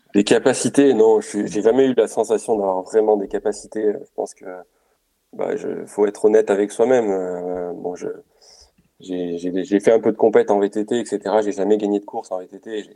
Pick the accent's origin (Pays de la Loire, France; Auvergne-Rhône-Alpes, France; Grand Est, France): Auvergne-Rhône-Alpes, France; Romagnat; je suis un Auvergnat pure souche, j'ai grandi juste à côté de Clermont-Ferrand donc euh, à Romagna précisément